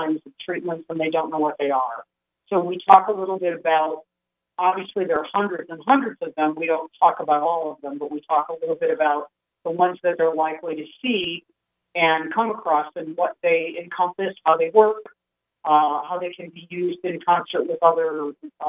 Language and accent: English; Michigan, United States; moved away as an adult; also born or lived in New York State; now in Sedona, United States; I was born and raised in Michigan.